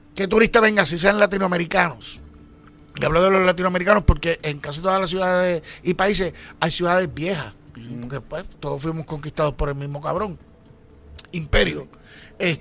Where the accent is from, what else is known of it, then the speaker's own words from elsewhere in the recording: Puerto Rico; a uno le pueden cabronar como boricua